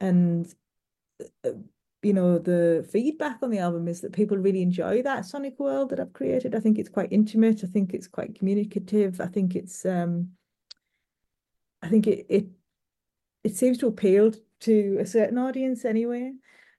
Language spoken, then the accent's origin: English; England, United Kingdom; I'm not from Newcastle. I'm from a little bit further south than that, but I spent a lot of time there